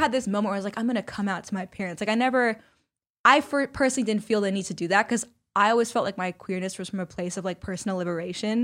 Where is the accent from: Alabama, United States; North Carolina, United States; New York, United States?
New York, United States; New York City; growing up in New York City